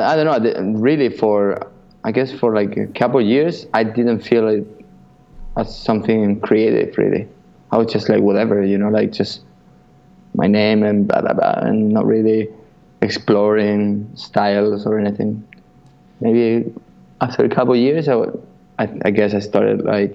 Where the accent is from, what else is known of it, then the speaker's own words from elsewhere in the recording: Buenos Aires, Argentina; moved away; also born or lived in Spain; I'm from Buenos Aires, in Argentina